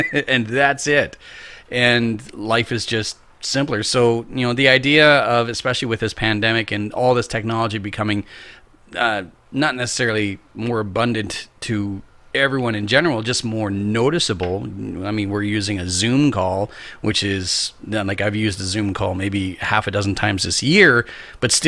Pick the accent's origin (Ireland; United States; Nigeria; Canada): Canada; Lower Mainland, British Columbia; moved away as an adult; now in Prince George, Canada; I grew up in the Lower Mainland and moved to Prince George as an adult.